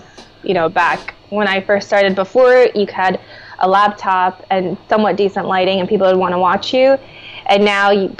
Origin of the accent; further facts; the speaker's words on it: Minnesota, United States; I grew up in Minnesota, so I was the only non-blonde-haired, blue-eyed person in my school